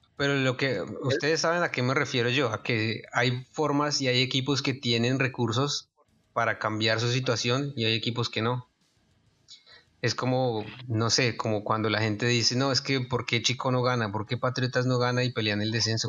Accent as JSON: {"language": "Spanish", "country": "Colombia", "said": "una tragedia real que pasó en nuestro país"}